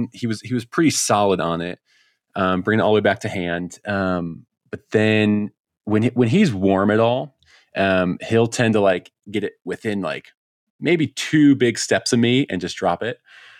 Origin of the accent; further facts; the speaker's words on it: Colorado, United States; is to get back out there and bag a sage grouse in my home state.